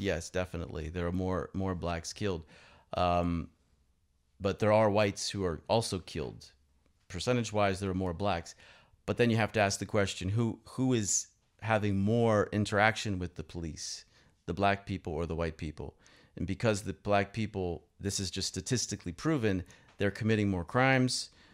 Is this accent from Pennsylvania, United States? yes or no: yes; Pittsburgh, Pennsylvania, United States; moved away as an adult; now in Moscow, Russia; my hometown of Pittsburgh